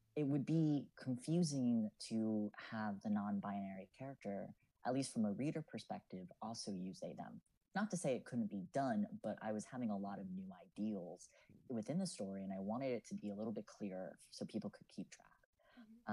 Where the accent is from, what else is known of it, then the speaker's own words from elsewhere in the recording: Lakewood, New Jersey, United States; I'm from uh, a lovely little town that you probably know, Lakewood